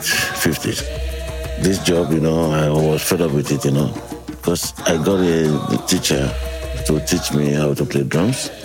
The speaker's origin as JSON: {"language": "English", "region": "Lagos", "country": "Nigeria", "tie": "born or raised there", "said": "I was born in Lagos"}